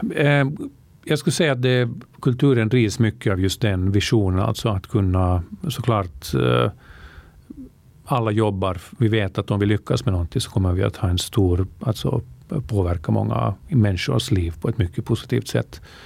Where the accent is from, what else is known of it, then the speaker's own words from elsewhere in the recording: Helsinki, Uusimaa, Finland; moved away as an adult; also born or lived in Vaasa, Finland; now in Stockholm, Sweden; jag är uppvuxen i Finland, eh, född i Vasa. Mitt medvet medvetna liv i Finland eh, spenderade jag mest i Helsingfors